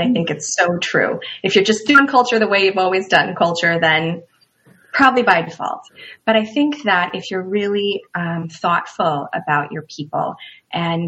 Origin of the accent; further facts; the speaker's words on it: Midwest, United States; now in Bristol, Rhode Island, United States; I'll never be a true Rhode Islander since I grew up in the Midwest